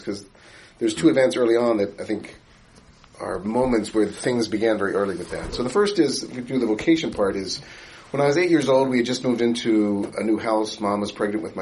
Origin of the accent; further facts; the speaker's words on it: Baltimore, Maryland, United States; moved away; I grew up in Baltimore, Maryland